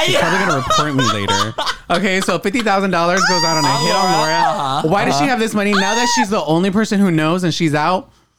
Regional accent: the South, United States; Yeah, I'm from the South.

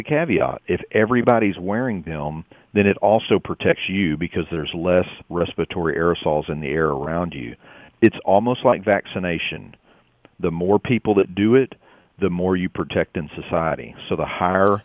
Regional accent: Texas, United States; my home state

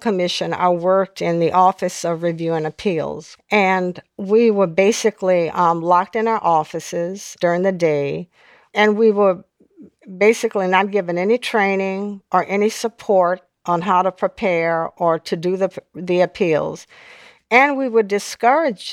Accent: New Orleans, Louisiana, United States; now in Washington, D.C. area, United States; I grew up in a very volatile period in New Orleans

